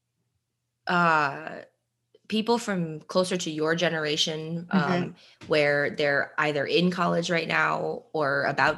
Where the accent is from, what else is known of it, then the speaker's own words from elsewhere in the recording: New Jersey, United States; We are both from New Jersey